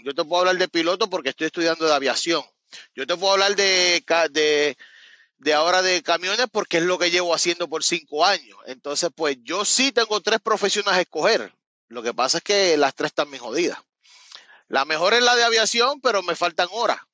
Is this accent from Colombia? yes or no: no; Cabo Rojo, Puerto Rico; moved away as an adult; also born or lived in Miami, Florida / West Palm Beach, Florida; now in Florida, United States; yo soy de Cabo Rojo, de un área, no tiene que ver nada con San Juan